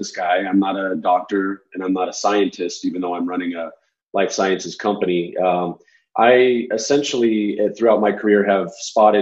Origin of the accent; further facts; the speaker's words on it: Arizona, United States; I'm from Arizona